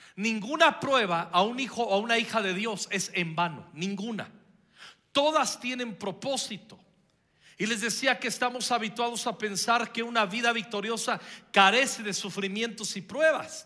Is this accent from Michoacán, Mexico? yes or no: yes; Michoacán, Mexico; estaba en la primaria yo, y, fui el que representó a, eh, a mi pueblo ante todo el estado de Michoacán